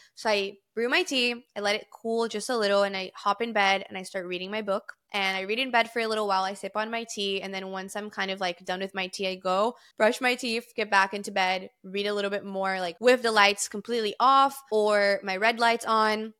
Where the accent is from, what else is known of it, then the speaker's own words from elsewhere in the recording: Brazil; moved away; I'm fluent in three different languages because I grew up in Brazil